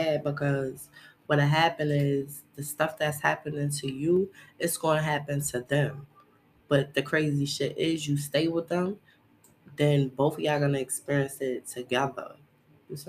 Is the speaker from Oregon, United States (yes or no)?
no; New York City, New York, United States; I come from Brooklyn, New York